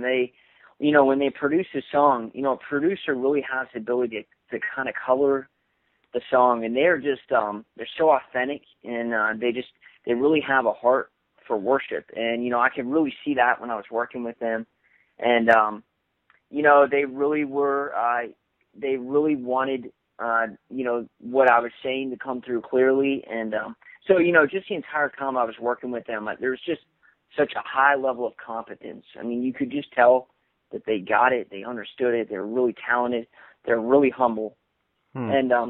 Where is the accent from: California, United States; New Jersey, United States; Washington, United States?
Washington, United States; Bremerton; So I was born in Washington State, and my mom, and I'll explain this a little bit, but my stepfather, they're both in the Navy. And so I lived in a little town outside of, Seattle. It was called Bremerton.